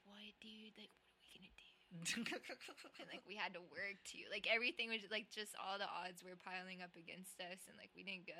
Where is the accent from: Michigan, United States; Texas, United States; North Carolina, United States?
Texas, United States; San Antonio; I hate San Antonio. That's where I'm from.